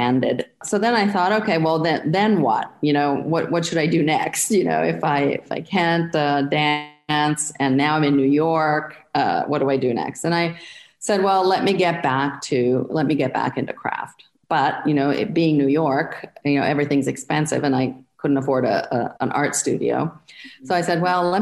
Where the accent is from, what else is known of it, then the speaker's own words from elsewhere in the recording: Florence, Tuscany, Italy; moved away as an adult; now in Brooklyn, United States; I was born and I grew up in Florence